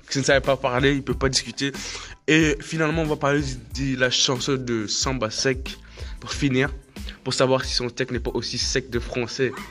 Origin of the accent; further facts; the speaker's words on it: Quebec, Canada; Je suis un Québec, je suis un Québécois de souche. Je ne vais pas changer. Je sais parler bien français.